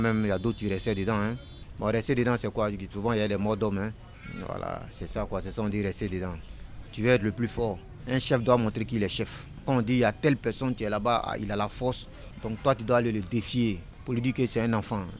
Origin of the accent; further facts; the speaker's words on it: Abidjan, Côte d’Ivoire; j'étais de Trècheville